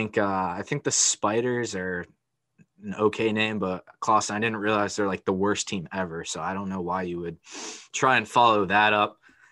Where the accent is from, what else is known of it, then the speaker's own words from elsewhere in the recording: Connecticut, United States; my home state of Connecticut.